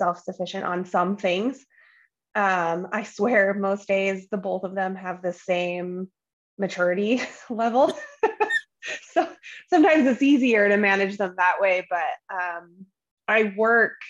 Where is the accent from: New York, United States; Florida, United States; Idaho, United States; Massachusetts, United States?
Idaho, United States; just south of Boise; also born or lived in Great Falls, Montana; I grew up just south of Boise, but still in the same valley